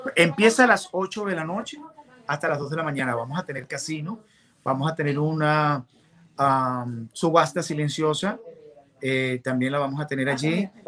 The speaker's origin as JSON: {"language": "Spanish", "country": "Venezuela", "moved": "as an adult", "lives_now": "Miami, United States", "said": "yo soy venezolano de padres colombianos, tengo ya 26 años viviendo acá en Miami"}